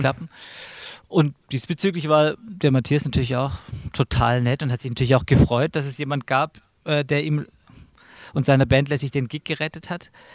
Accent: Stuttgart, Baden-Württemberg, Germany; moved away; Ich komme ja eigentlich auch aus Stuttgart oder aus der Gegend, habe da auch lang gelebt

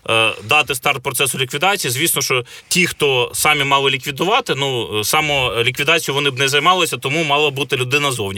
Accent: Kyiv, Ukraine; Я киянин, народився у Києві, е, виріс на вулиці.

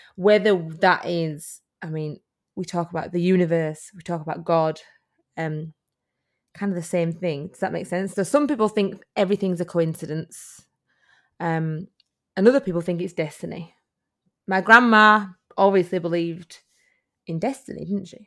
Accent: United Kingdom; now in Australia; as you can hear by my accent, I am from the U K.

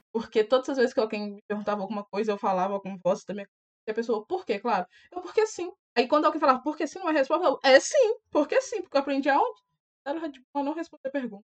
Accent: Itabira, Minas Gerais, Brazil; na minha cidade, Itabira

